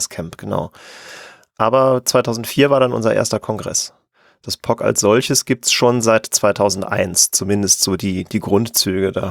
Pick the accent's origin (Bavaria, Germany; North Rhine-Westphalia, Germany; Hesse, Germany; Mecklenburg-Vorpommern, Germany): North Rhine-Westphalia, Germany; Ich komme aus der Nähe von Köln